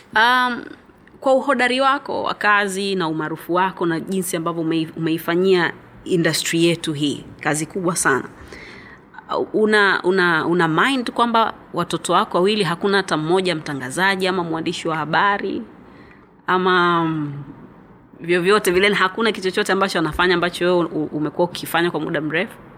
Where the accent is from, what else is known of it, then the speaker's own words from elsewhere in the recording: Zanzibar, Tanzania; mimi pia nimezaliwa Zanzibar